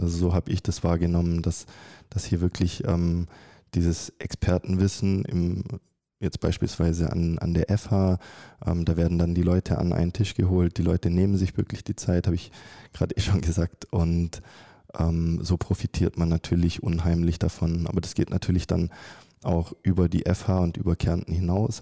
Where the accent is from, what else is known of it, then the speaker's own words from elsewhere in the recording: Germany; moved away as an adult; also born or lived in Stuttgart / Carinthia, Austria; ich komme ursprünglich aus Deutschland